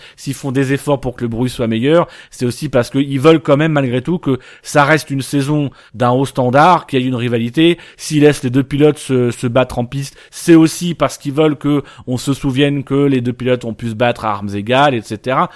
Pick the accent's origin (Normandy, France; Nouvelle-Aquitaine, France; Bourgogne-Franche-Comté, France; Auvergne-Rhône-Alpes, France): Normandy, France; nous on est originaire de Normandie